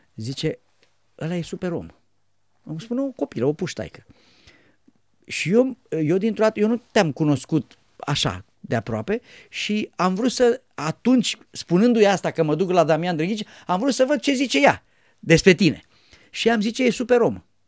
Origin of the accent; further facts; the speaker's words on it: Romania; poporul român